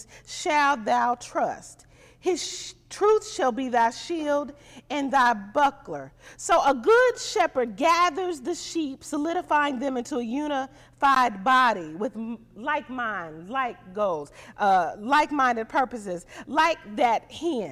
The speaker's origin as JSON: {"language": "English", "region": "Missouri", "country": "United States", "moved": "yes", "said": "I'm from Missouri, so I say pop"}